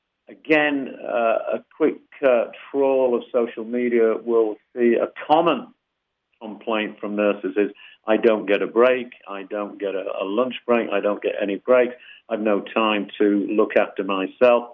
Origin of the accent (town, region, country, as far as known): United Kingdom; now in United States